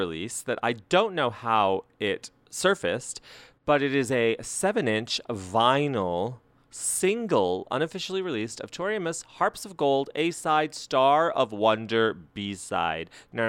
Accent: New Mexico, United States; I'm from New Mexico.

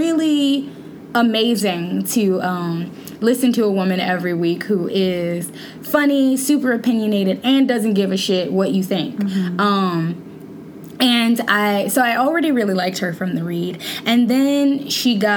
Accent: Shreveport, Louisiana, United States; I'm from Shreveport, Louisiana, as you know, and they used to call like the area that I'm from like Southern Oklahoma

